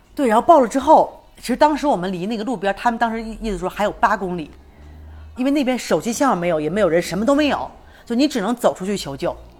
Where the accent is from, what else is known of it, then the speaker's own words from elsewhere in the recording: China; also born or lived in Chiapas, Mexico; now in Mexico; 我作为一个中国人